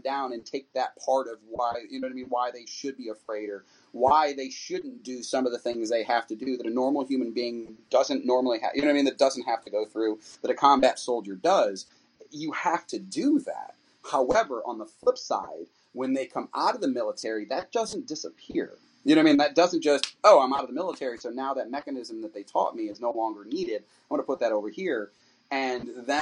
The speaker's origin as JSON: {"language": "English", "town": "New York City", "region": "New York", "country": "United States", "tie": "born or raised there", "said": "I'm a New Yorker by birth, so I grew up in and out of New York City my entire life. That's where I'm from"}